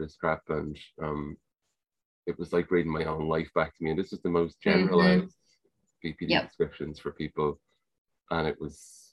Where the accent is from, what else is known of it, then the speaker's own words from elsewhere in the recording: Ireland; accent: Irish; Like, obviously here in Ireland, mm-hmm. if you can't tell from my accent, that's where I am